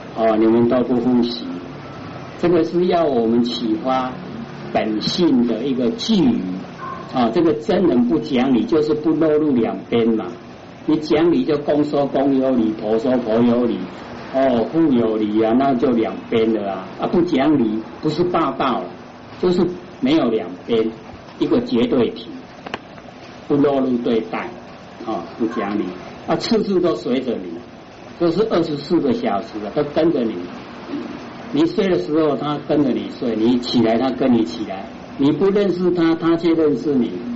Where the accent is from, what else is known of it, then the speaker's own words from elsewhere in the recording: Taiwan; 我们台湾话说“俩卡俩手”